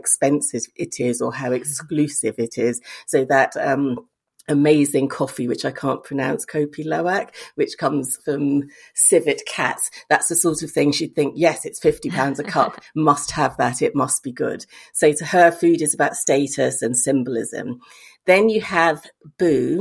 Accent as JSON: {"language": "English", "region": "Lagos", "country": "Nigeria", "tie": "born or raised there", "also_born_or_lived": "Bristol, United Kingdom", "moved": "yes", "said": "growing up in Lagos with my English mother"}